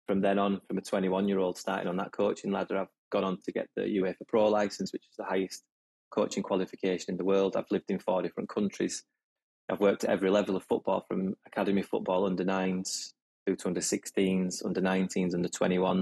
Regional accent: Huddersfield, Yorkshire and the Humber, United Kingdom; moved away; academy football for my hometown, Huddersfield

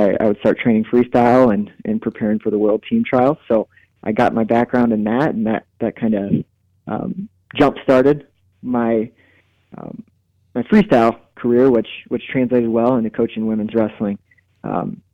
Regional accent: Marion, Iowa, United States; moved away as an adult; also born or lived in Northern Illinois / Chadron, Nebraska; now in Hays, United States; I grew up in Marion, Iowa.

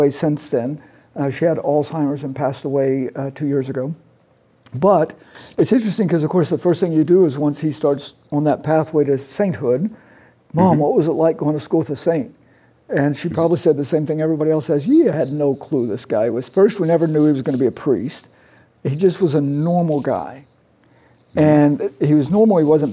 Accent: Oklahoma, United States; I grew up in Oklahoma in a family that was definitely Catholic

